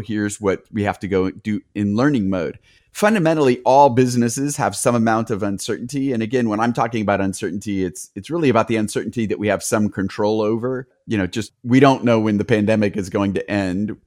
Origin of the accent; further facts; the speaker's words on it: United States; also born or lived in Bay Area; since I'm American